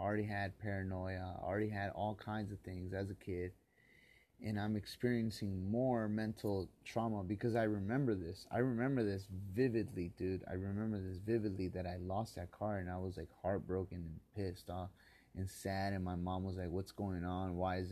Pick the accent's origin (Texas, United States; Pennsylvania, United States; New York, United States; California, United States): California, United States; Los Angeles; Back when I used to be a kid and I grew up on Murano and Wilcox.